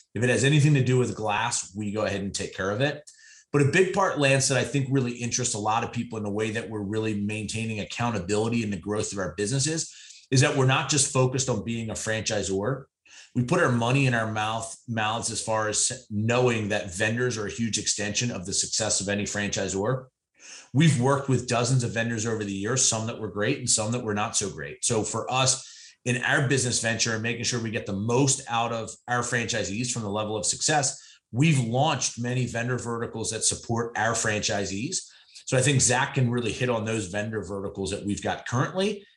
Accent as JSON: {"language": "English", "region": "Eastern Pennsylvania", "country": "United States", "tie": "born or raised there", "said": "push mowing lawns in a local neighborhood where I grew up in Eastern Pennsylvania"}